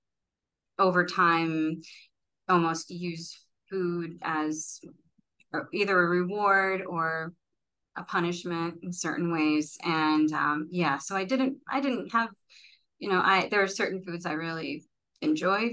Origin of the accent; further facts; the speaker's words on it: New York City, New York, United States; I'm born and raised in Brooklyn